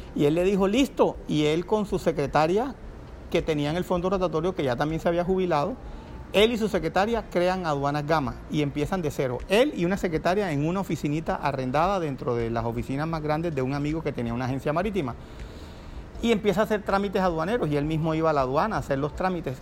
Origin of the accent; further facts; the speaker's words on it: Cartagena, Bolívar, Colombia; moved away; also born or lived in Barranquilla / Bogotá / Miami; soy cartagenero, administrador de empresas. He vivido la primera etapa de mi vida en Cartagena